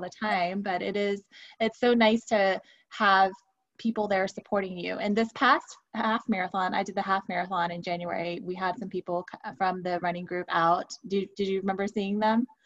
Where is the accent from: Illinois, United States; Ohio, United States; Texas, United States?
Texas, United States; Houston; being from Houston, um, and I was born and raised in Houston